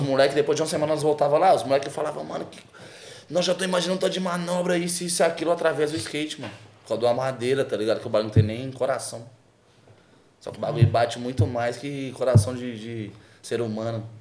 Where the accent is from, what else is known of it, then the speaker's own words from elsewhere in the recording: Belo Horizonte, Minas Gerais, Brazil; no Santa Teresa, que é o bairro onde eu nasci, fui criado.